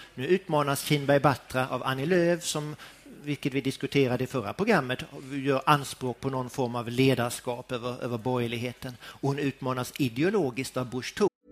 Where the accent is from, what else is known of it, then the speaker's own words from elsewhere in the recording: Båstad, Skåne, Sweden; Jag är ju född och uppvuxen i Båstad av alla ställen, denna lilla idylliska ort i nordvästra Skåne